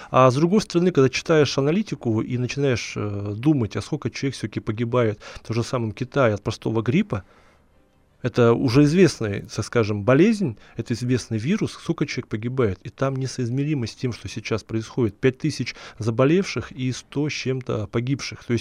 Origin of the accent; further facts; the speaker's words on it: Far East, Russia; хотя, ну, я сам с Дальнего Востока